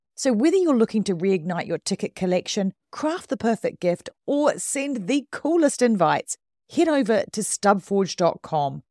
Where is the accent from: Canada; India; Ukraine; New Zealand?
New Zealand; now in United Kingdom; I grew up in New Zealand